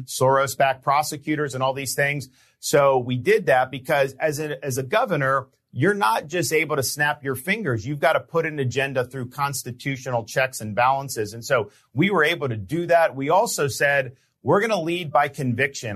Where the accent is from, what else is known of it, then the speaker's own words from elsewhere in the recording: Florida, United States; growing up in Florida